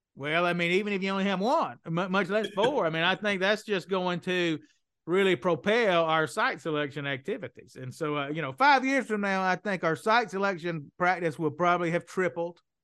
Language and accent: English; Mississippi, United States; accent: Southern; also born or lived in New Orleans, Louisiana; now in Perdido Key, United States; Where I grew up in Mississippi